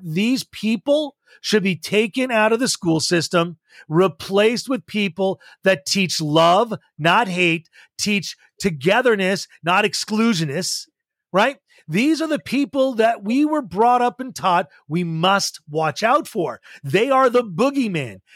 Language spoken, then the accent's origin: English; Montreal, Quebec, Canada; I grew up in Montreal, Quebec, went to a high school called Beacons Field High